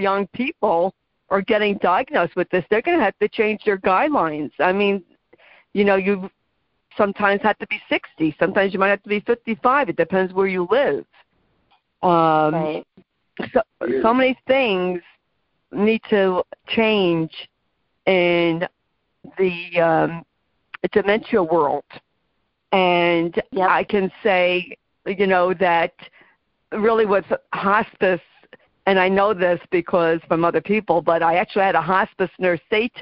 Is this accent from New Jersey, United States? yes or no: yes; New Jersey, United States; I am from New Jersey